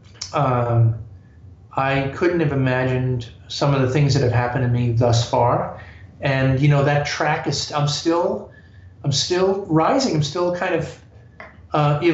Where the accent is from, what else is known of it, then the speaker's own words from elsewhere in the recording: New York, United States; I'm a New Yorker